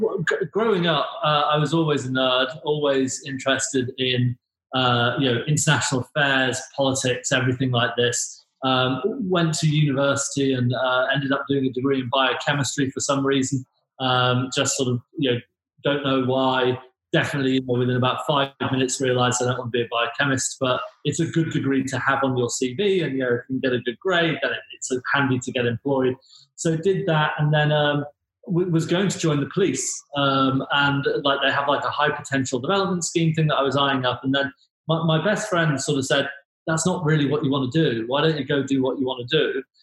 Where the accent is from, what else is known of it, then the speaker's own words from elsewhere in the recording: Grimsby, Yorkshire and the Humber, United Kingdom; My family's from Grimsby, but if I'm speaking to most people, my family are from Lincolnshire. So it sounds posh.